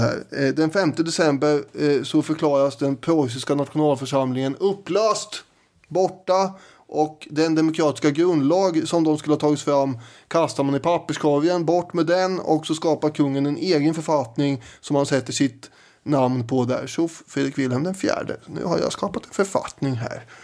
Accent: Sweden; vi svenskar

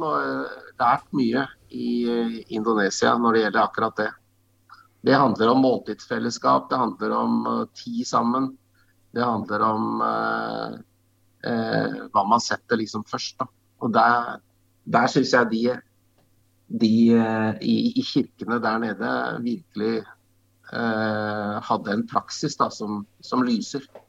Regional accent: Norway; jeg vokste opp ute i, på, på Solumstrand på Åskollen

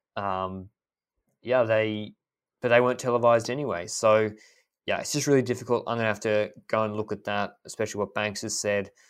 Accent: Australia; I'm happy to call it even as Australian, a, as an Australian

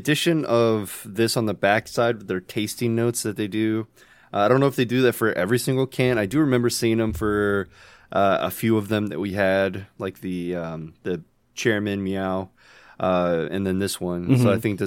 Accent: United States; accent: American; My accent is American

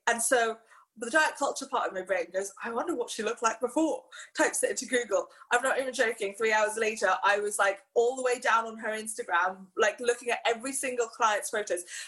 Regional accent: Hong Kong; growing up in Hong Kong

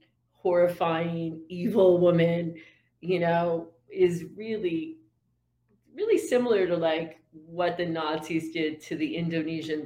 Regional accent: Syracuse, New York, United States; I'm from Syracuse originally

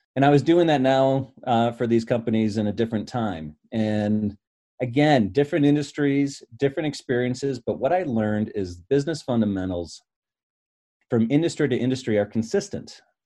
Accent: Michigan, United States; I grew up in Michigan

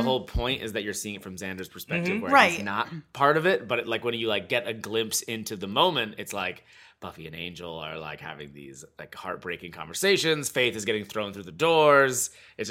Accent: New Hampshire, United States; growing up in New Hampshire

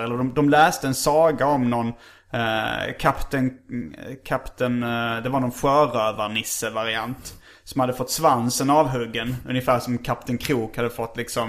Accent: Hjärup, Skåne, Sweden; som vi spelar sönder rätt mycket på vinylspelaren hemma i Hjärup

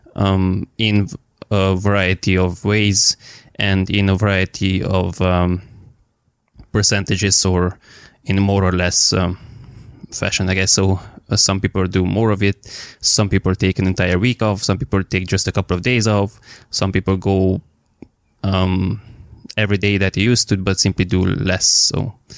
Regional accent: Romania; I'm from Romania

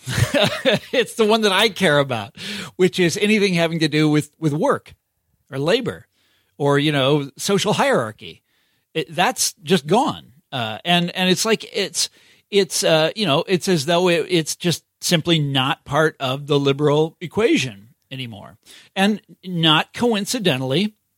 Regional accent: Johnson County, Kansas, United States; moved away; I'm from Kansas City originally, but I'm from the suburbs that are, that are in Kansas. Okay. Not Missouri, but in, in Kansas, Johnson County, Kansas

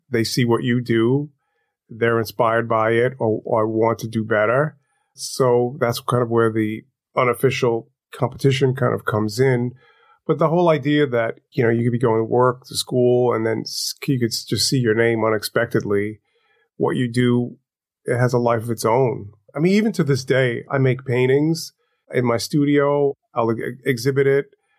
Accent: New York City, New York, United States; I grew up in Crown Heights, Brooklyn. I lived on Eastern Parkway.

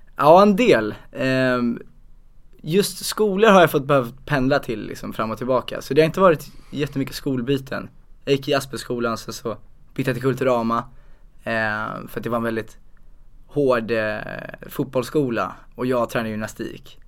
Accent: Huddinge, Stockholm County, Sweden; also born or lived in Stuvsta; Så då flyttade vi till Huddinge

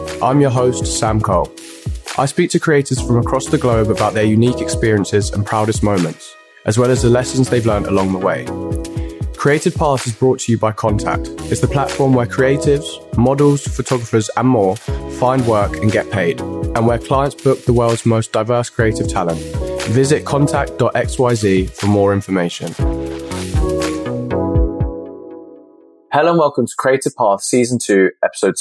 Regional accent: Luton, East of England, United Kingdom; I was born over here. I was born in Luton. So yeah, very much British at heart

